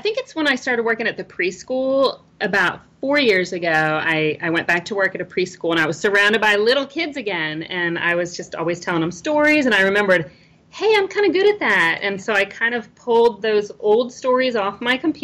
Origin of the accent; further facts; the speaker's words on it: Virginia, United States; I'm born and raised in Virginia